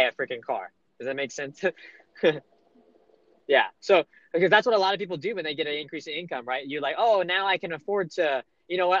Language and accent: English; Monroe, Louisiana, United States; moved away; I'm from uh, the redneck part of Louisiana, northeast Louisiana, Monroe